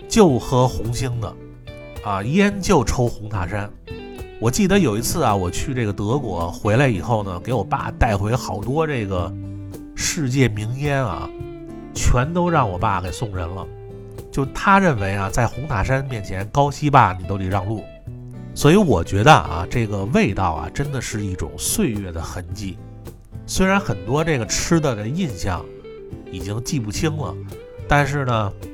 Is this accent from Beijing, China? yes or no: yes; Beijing, China; 我们北京人